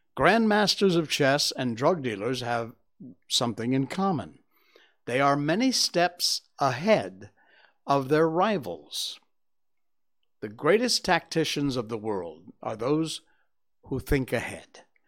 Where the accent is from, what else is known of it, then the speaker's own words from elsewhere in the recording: Cornwall, Connecticut, United States; growing up in Cornwall, Connecticut